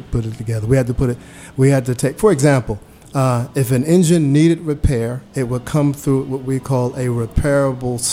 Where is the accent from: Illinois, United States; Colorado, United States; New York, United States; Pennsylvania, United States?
New York, United States; New York City; moved away as an adult; I grew up in New York City